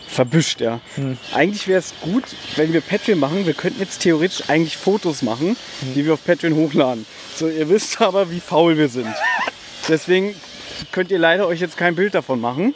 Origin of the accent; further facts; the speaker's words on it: Berlin, Germany; moved away; ein paar Meter von uns entfernt ist der U-Bahnhof Südstern, wo ich einundzwanzig Jahre meines Lebens, ähm, gelebt habe, wo ich aufgewachsen bin